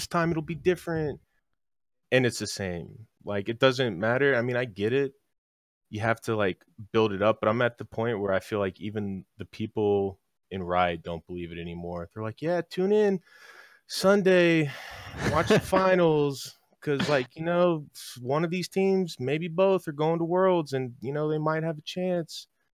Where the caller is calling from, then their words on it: Atlanta, Georgia, United States; Oh, yeehaw, brother. Atlanta, Georgia.